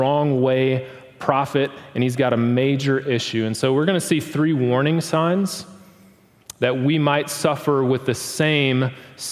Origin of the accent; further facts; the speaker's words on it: Milwaukee, Wisconsin, United States; now in Tulsa, United States; Growing up in Milwaukee, Wisconsin